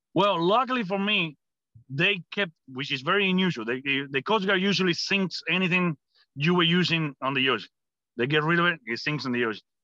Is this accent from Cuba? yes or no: yes; Cuba; English is a second language; moved away as an adult; now in United States; I'm coming from Cuba